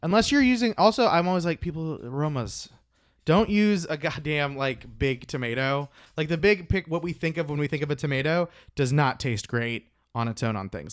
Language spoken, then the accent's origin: English; Oklahoma, United States; I'm from Oklahoma